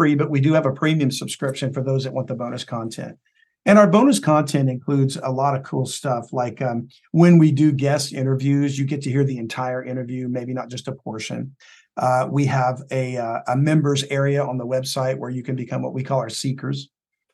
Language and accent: English; South Louisiana, United States; I'm from South Louisiana